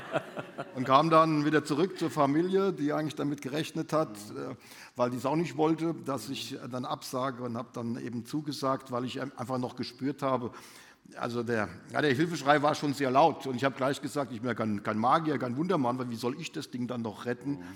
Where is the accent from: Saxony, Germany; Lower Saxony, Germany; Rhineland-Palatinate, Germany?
Rhineland-Palatinate, Germany; Mainz; moved away; Mainz wird doch immer meine Heimat bleiben. Also meine Eltern wohnen in Mainz